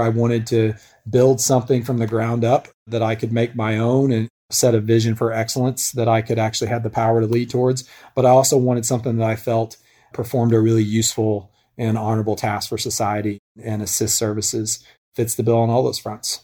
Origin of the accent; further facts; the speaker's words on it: Northwest Arkansas, United States; I grew up in Northwest Arkansas